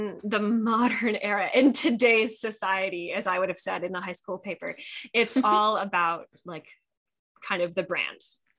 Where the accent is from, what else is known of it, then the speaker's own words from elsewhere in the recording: Wisconsin, United States; I'm from Wisconsin. I love Wisconsin.